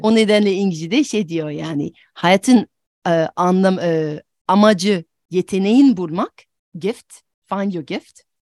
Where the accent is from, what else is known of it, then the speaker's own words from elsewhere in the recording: France; Turkish is a second language; moved away; also born or lived in United States / Turkey; ben aslında Fransızım ama yerli yabancıyım.